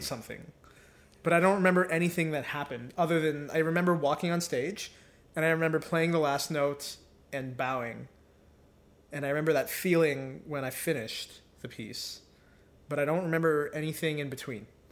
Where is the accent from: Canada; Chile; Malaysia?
Canada; Mississauga, Ontario; also born or lived in Victoria, Newfoundland; I grew up in Ontario, in Mississauga suburb of Toronto.